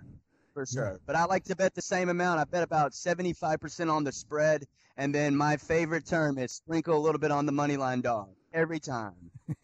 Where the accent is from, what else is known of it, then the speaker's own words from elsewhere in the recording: right outside of Memphis, Tennessee, United States; also born or lived in Brockton, Massachusetts / South Florida; now in Clearwater, United States; I was actually born in Brockton, Massachusetts. However, I grew up in the Deep South, right outside of Memphis, Tennessee.